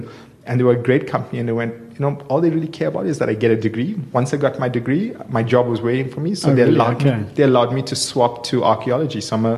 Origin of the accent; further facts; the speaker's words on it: Durban, KwaZulu-Natal, South Africa; now in Johannesburg, South Africa; I grew up in Durban in an area called Clare Estate.